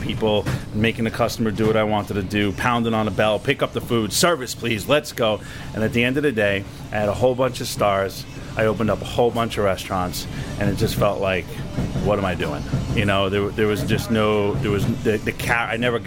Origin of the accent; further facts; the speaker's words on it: New York City, New York, United States; I'm a New Yorker.